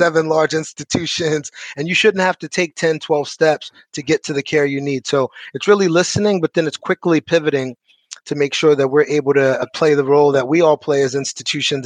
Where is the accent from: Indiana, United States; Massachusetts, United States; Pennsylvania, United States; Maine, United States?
Pennsylvania, United States; Philadelphia; I'm proud as a Philadelphian